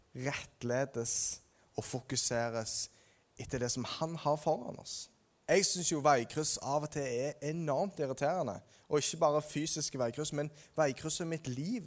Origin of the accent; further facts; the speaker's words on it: Ålgård, Rogaland, Norway; På Ålgård, der jeg er fra